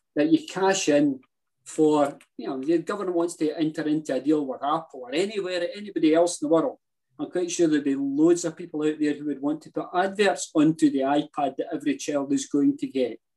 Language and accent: English; Motherwell, Scotland, United Kingdom; I was born and brought up in Motherwell.